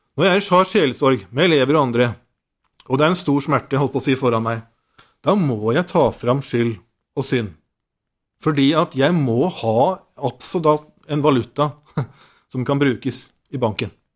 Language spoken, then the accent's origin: Norwegian; Nordsund, Norway; på Nordsund, der jeg kommer fra